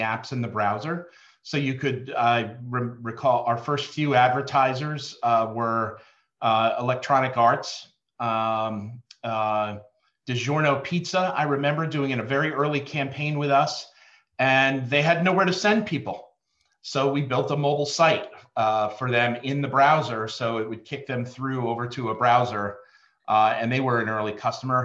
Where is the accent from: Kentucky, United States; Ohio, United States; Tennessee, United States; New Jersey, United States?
New Jersey, United States; now in Baltimore, United States; I'm a kid from Jersey, living in Baltimore